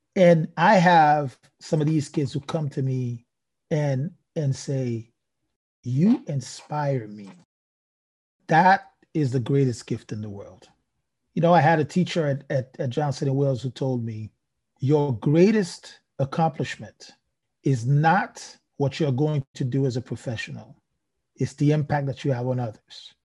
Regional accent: Haiti; growing up in Haiti, in, in, in somewhat a very poor country

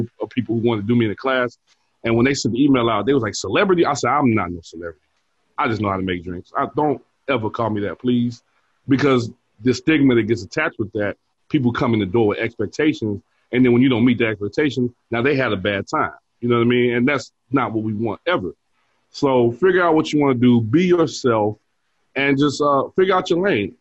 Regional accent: Chicago, Illinois, United States; south side

